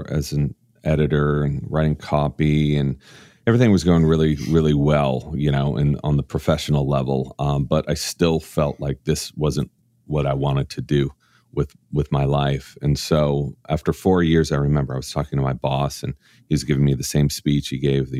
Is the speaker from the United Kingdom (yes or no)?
no; Orange County, Southern California, United States; I grew up in an extremely conservative area of California in Orange County